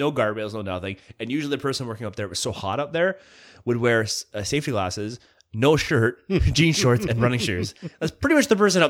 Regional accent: Bewdley, West Midlands, United Kingdom; I'm used to weird people. We grew up in Bewdley. We're used to this shit, just walking down the street.

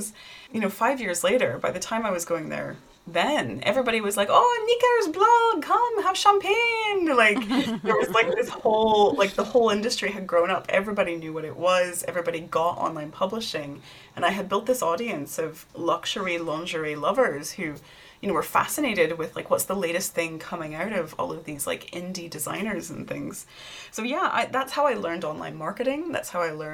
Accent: Tennessee, United States; moved away as an adult; I'm a hillbilly from Tennessee

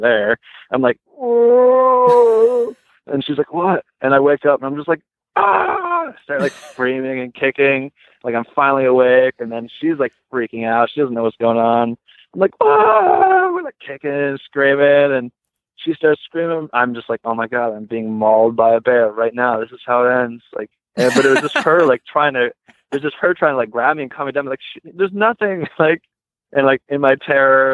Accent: Ohio, United States; I'm from Ohio, so everywhere you look, it's just trees or corn

